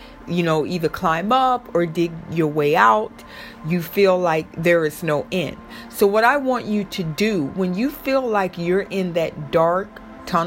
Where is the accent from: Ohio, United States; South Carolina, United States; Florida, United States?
Florida, United States; I'm from Florida